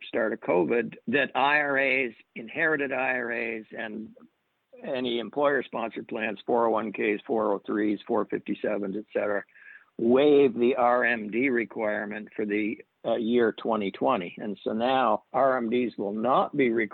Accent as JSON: {"language": "English", "region": "Vermont", "country": "United States", "moved": "yes", "said": "I'm originally from Vermont, where we're known to be quite tight."}